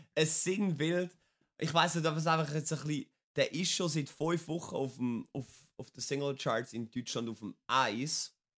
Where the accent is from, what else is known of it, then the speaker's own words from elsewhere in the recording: Wetzikon, Zurich, Switzerland; Ich bin 27 in Wetzigen geboren